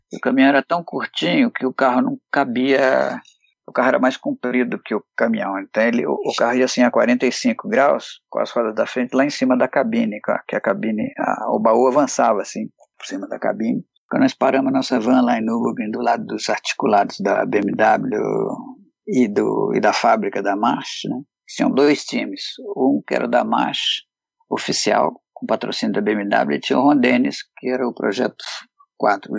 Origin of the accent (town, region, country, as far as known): Brazil